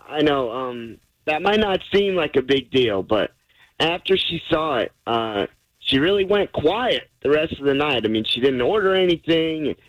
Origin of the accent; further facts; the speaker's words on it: Lubbock, Texas, United States; we're both from Lubbock